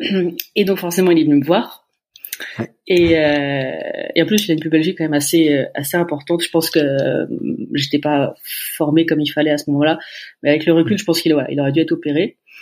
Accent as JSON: {"language": "French", "town": "Laval", "region": "Pays de la Loire", "country": "France", "said": "je suis de la Mayenne, je suis de Laval"}